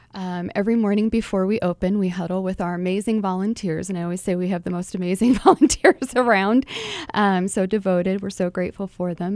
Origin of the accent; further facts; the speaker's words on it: Buffalo, New York, United States; now in Phoenix, United States; I am originally from Buffalo, New York